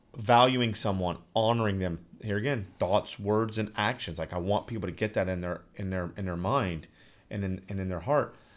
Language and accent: English; Newark, Ohio, United States; I am podcasting from the great state of Ohio and my hometown, the metropolis of Newark